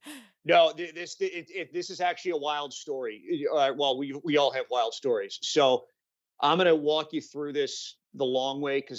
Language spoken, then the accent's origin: English; St. Louis, Missouri, United States; moved away as an adult; also born or lived in Texas; now in Dallas, United States; I grew up in St. Louis, Missouri